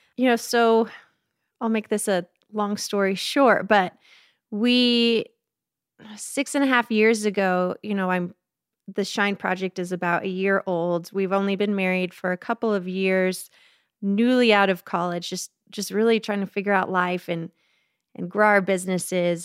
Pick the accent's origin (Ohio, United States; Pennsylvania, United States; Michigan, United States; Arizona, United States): Arizona, United States; Phoenix; I grew up in Phoenix, Arizona